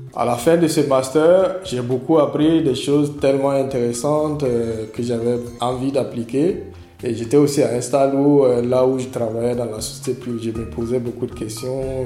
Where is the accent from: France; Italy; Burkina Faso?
Burkina Faso; Fada N'Gourma, Est; Je suis né et j'ai grandi à Fadan Koumou, à l'est du Burkina Faso.